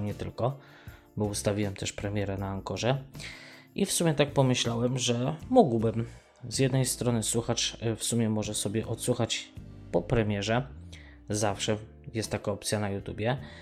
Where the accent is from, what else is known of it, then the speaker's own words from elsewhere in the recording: Mościce, Lesser Poland, Poland; moved away; w Mościcach, skąd pochodzę, też były korty tenisowe